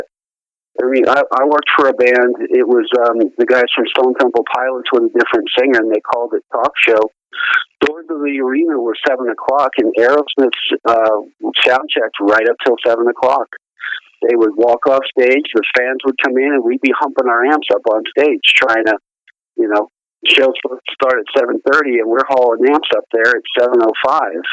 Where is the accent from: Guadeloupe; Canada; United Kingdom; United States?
United States; Long Island, New York; I'm originally from New York on Long Island